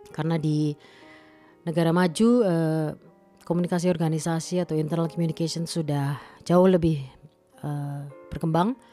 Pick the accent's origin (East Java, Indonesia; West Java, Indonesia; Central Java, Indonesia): East Java, Indonesia; Malang; saya eh, memutuskan untuk pensiun dini dan kembali ke kampung halaman saya di Kota Malang.